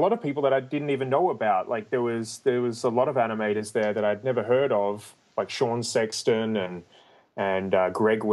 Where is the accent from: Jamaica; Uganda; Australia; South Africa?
Australia; Melbourne, Victoria; moved away as an adult; now in United States; I'm from Australia in Melbourne